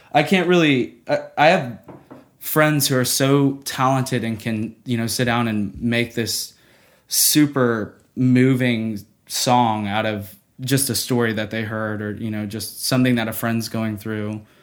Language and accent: English; Nashville, Tennessee, United States; growing up in Nashville